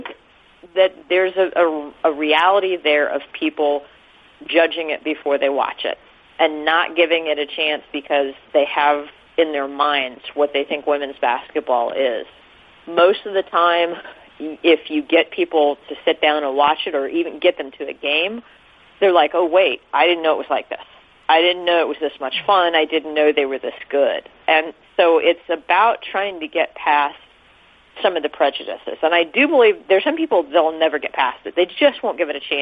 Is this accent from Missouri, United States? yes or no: yes; Kansas City, Missouri, United States; also born or lived in Los Angeles / St. Louis; I'm from Kansas City